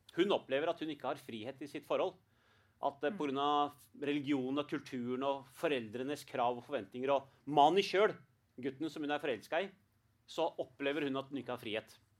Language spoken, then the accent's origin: Norwegian; Norway; selv om jeg er født i Norge, jeg blir kalt norsk pakistaner